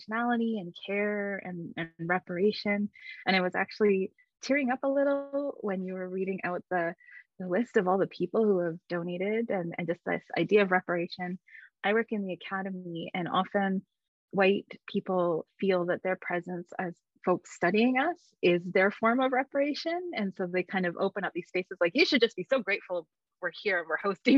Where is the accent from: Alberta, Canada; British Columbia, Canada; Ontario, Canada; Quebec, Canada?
Alberta, Canada; Edmonton; moved away; I am a Métis person. I am from Alberta in Treaty 6 territory, or Miskwichi Wiskaigan, Edmonton.